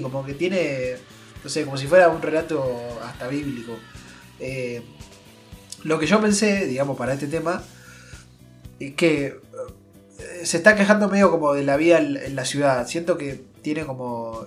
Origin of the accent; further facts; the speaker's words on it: Azul, Buenos Aires Province, Argentina; nosotros que venimos de Azul, eh, de acá en Provincia de Buenos Aires